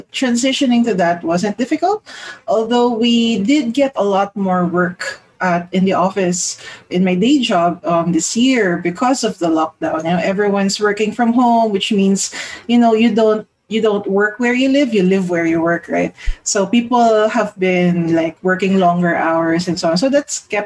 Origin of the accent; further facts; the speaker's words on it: Philippines; I'm from the Philippines